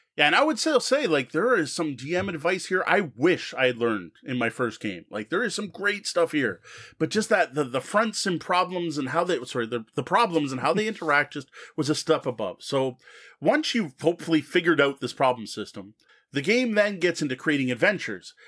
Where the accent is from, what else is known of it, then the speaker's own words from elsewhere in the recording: Canada; As a Canadian